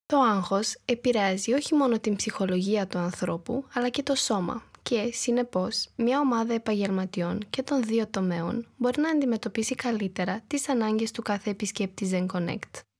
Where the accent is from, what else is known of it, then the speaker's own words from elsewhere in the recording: Romania; Greek is a second language; moved away as an adult; now in Thessaloniki, Greece; Η καταγωγή μου είναι από την Ρουμανία, αλλά πριν 1,5 χρόνο πήρα την απόφαση να μετακομίσω στην Ελλάδα, πιο συγκεκριμένα στη Θεσσαλονίκη.